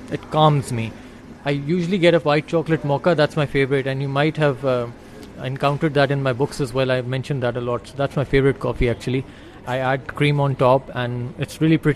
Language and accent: English; Pakistan; as a Pakistani